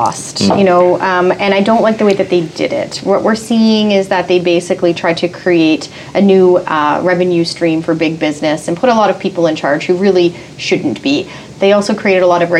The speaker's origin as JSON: {"language": "English", "town": "Fort McMurray", "region": "Alberta", "country": "Canada", "said": "I'm from Fort McMurray"}